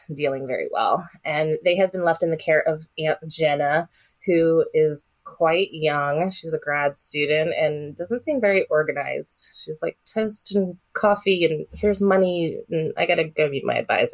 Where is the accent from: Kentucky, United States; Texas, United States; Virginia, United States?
Virginia, United States; Vienna; I grew up in Vienna, which also is bordering Falls Church